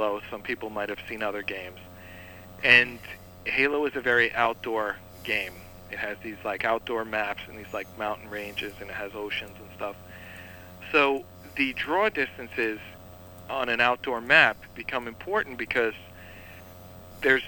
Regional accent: New York City, New York, United States; I'm from Staten Island

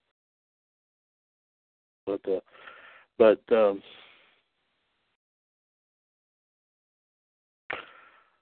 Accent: Trinity, North Carolina, United States; from my hometown here, Trinity, North Carolina

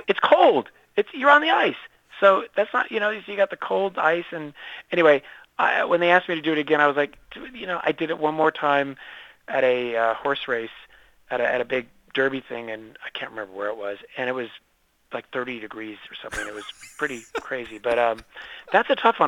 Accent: San Diego, California, United States; I'm from San Diego

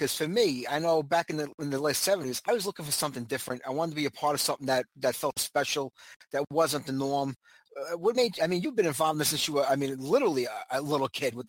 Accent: New York City, New York, United States; I'm from New York City myself. I spent half my life down there.

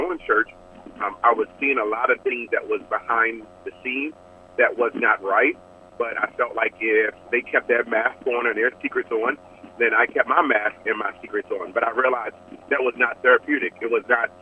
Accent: Baltimore, Maryland, United States; now in Arizona, United States; I was born and raised in Baltimore, Maryland, and I currently reside in Arizona.

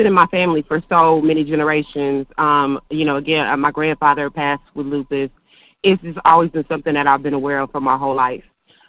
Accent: Buffalo, New York, United States; also born or lived in Arizona / Georgia; now in Huntsville, United States; I'm originally from New York, Buffalo, New York. Hey, live here in Huntsville, in Arizona, Georgia.

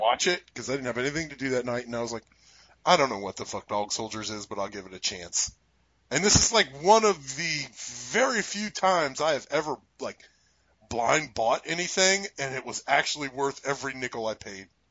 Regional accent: United States; we're American

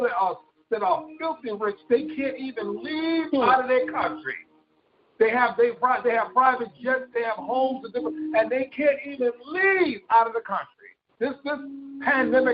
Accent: West Coast, United States; I was born on the East Coast, grew up on the West Coast

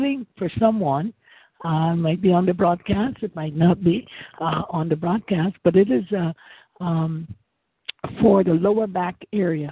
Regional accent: Guyana; now in Winter Haven, United States; I live in Winter Haven, Florida, but I'm from Guyana. Originally

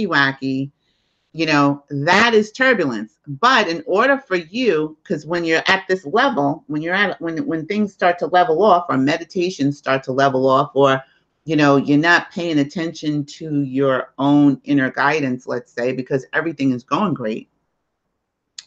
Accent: New York City, New York, United States; accent: New York; I'm in New York too. Can't you tell by my accent? So is my sister. We're both in New York. I'm in Staten Island

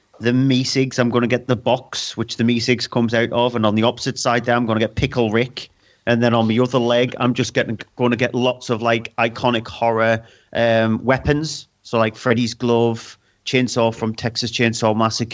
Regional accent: Sunderland, North East England, United Kingdom; I'm from Sunderland

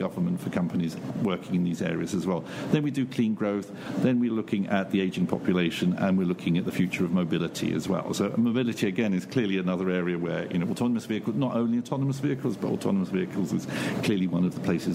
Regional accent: London, United Kingdom; I'm originally from London

